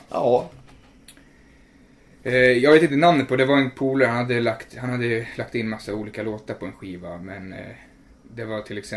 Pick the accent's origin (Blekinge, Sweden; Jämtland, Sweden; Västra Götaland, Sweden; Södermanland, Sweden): Södermanland, Sweden; Nyköping; Jag är 21. Var växte du upp? Eh, jag är här från Nyköping, en liten typ för, eller by. Enstaberga ligger en mil utanför Nyköping. Så jag är därifrån. Vart bor du nu? Just nu bor jag ju nära här, Brandholmen faktiskt.